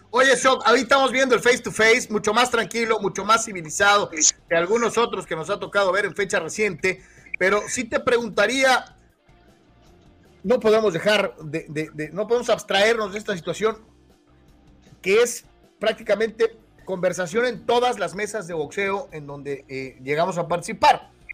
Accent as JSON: {"language": "Spanish", "town": "Guadalajara", "region": "Jalisco", "country": "Mexico", "also_born_or_lived": "the US–Mexico border", "moved": "yes", "said": "hasta Guadalajara, Jalisco. Mi tierra"}